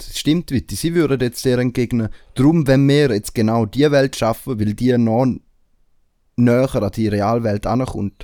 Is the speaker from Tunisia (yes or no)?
no; Switzerland; bei uns in der Schweiz